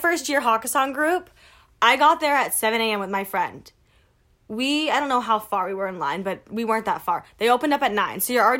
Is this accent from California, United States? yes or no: no; Las Vegas, Nevada, United States; growing up in Vegas?